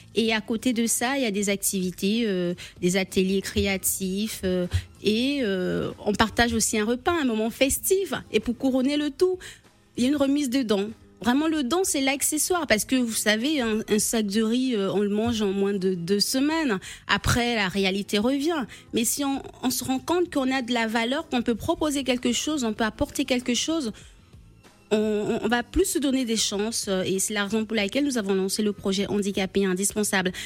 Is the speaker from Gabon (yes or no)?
yes; Moanda, Haut-Ogooué, Gabon; now in Limoges, France; je suis de Moanda